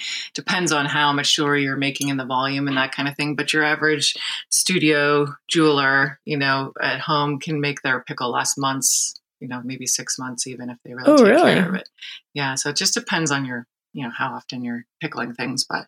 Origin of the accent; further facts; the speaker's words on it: Santa Barbara, California, United States; also born or lived in Humboldt State, California; now in San Francisco, United States; I grew up in Santa Barbara